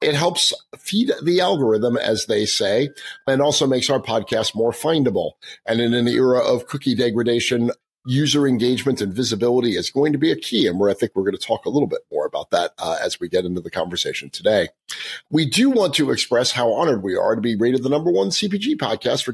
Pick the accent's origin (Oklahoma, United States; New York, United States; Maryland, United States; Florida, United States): New York, United States; moved away; also born or lived in England / Boston; I grew up in New York hating the Yankees